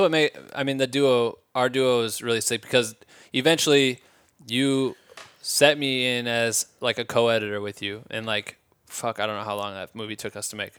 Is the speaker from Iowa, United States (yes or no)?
yes; Iowa, United States; now in Los Angeles, United States; I'm from Iowa